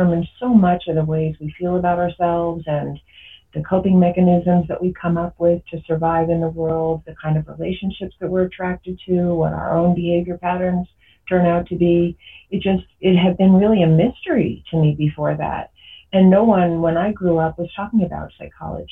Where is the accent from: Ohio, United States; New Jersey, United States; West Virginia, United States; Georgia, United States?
New Jersey, United States; I grew up in New Jersey, and I grew up kind of in a suburban town.